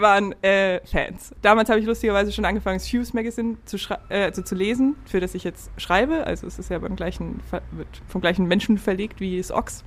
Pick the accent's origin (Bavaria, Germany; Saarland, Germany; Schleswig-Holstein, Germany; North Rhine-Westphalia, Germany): Bavaria, Germany; Upper Franconia; moved away as an adult; now in Hamburg, Germany; Ich komme aus Franken, Oberfranken